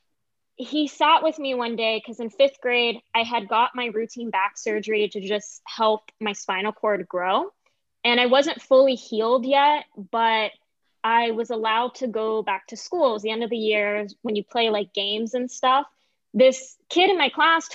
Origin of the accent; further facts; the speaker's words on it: Orlando, Florida, United States; also born or lived in Lake Mary, Florida; now in Los Angeles, United States; I was very privileged where I grew up in Orlando